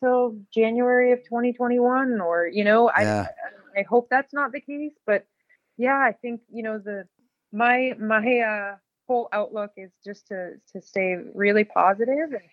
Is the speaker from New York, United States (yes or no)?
yes; New York, United States; moved away as an adult; also born or lived in Lake Placid, New York; now in Twin Cities, Minnesota, United States; I came from New York